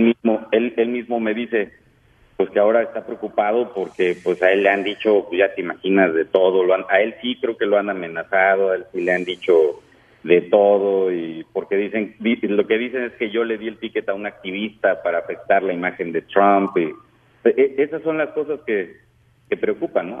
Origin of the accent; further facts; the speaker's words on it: Mexico; now in San Antonio, United States; como mexicanos, como migrantes